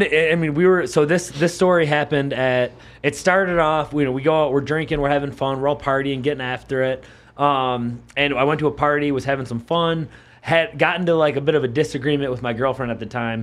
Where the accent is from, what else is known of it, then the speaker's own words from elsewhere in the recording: Buffalo, New York, United States; where I grew up in Buffalo, we would go to Chippewa Street